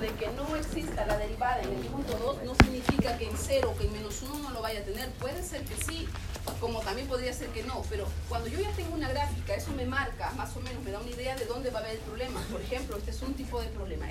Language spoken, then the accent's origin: Spanish; Chincha Alta, Ica, Peru; moved away as an adult; Yo soy de Chincha, estudié en ICA, terminé a los 20 años la universidad